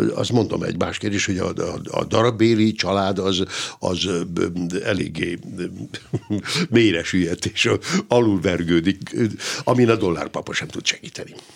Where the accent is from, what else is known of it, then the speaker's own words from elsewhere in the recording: Hungary; itt nálunk Magyarországon, hogy mi, mi hogy is élünk